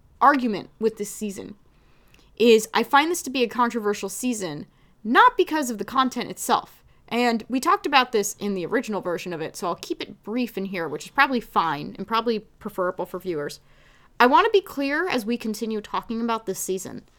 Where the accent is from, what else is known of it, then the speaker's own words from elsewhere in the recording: New Jersey, United States; I'm from Jersey